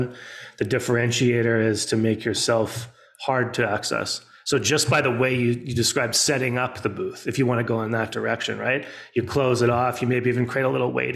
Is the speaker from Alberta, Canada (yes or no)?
yes; Edmonton, Alberta, Canada; we grew up in Alberta. So you had Stampede and I was up in Edmonton. We had Klondike days